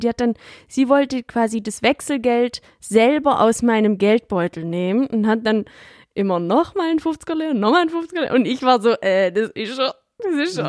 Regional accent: Swabia, Baden-Württemberg, Germany; accent: Swabian; ich rede komplett Schwäbisch

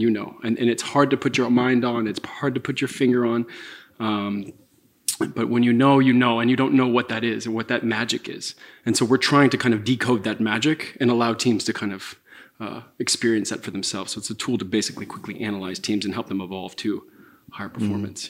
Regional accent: Santa Clara, California, United States; moved away as an adult; also born or lived in San Francisco; I was born and raised in Santa Clara

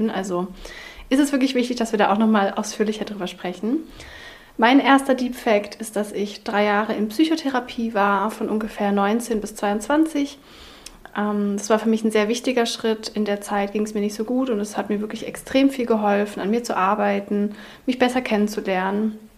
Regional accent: Berlin, Germany; Wir kommen beide aus Berlin.

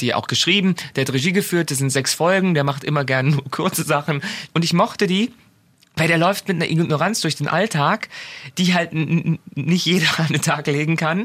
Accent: Germany; als Deutsche

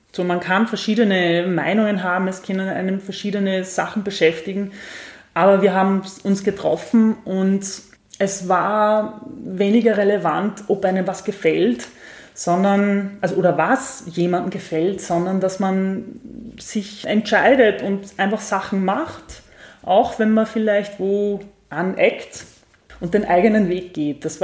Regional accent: Upper Austria, Austria; now in Vienna, Austria; wir sind ja beide aus Oberösterreich, aber leben ja. jetzt beide

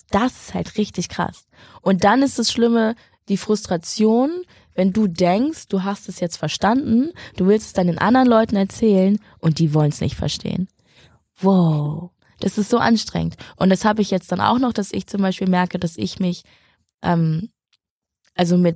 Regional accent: Schleswig-Holstein, Germany; Ich bin aufgewachsen in Schleswig-Holstein mit Nazis

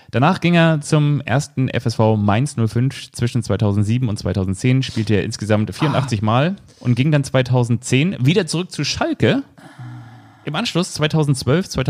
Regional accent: Neunkirchen, Lower Austria, Austria; born there; Ich bin in Neunkirchen geboren, ganz genau, und zwar am 7. April. Und Neunkirchen ist in Österreich.

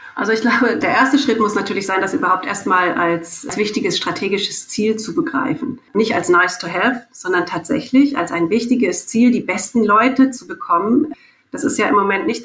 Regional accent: Germany; ich bin Deutsche

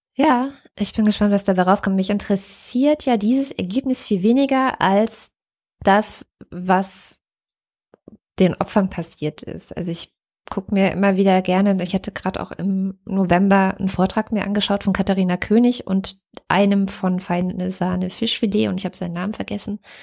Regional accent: Wittenberg, Saxony-Anhalt, Germany; Ich bin ja in Wittenberg geboren, in Lutherstadt, Lutherstadt Wittenberg

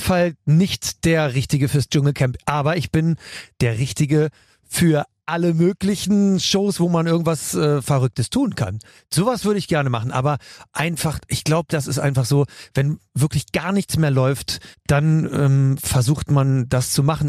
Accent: Bremen, Germany; also born or lived in West Berlin; now in Berlin, Germany; Bremen ist meine zweite Heimat. Ich bin mit neun Jahren hingezogen

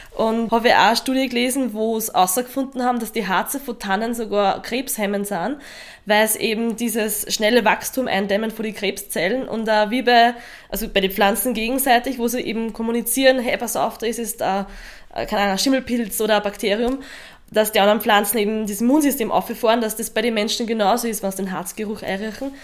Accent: Lower Austria, Austria; bei uns in Niederösterreich

